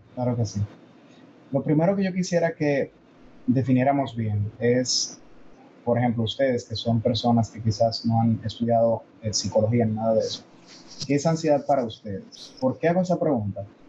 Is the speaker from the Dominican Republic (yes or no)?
yes; Dominican Republic; soy dominicano y tengo más influencia de Estados Unidos que de Corea